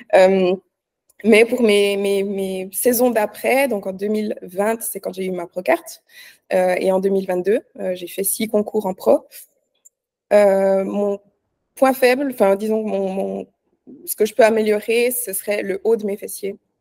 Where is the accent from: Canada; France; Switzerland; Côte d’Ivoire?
Switzerland; je suis suisse, hein, pour ceux qui ne savent pas, j'habite en Suisse.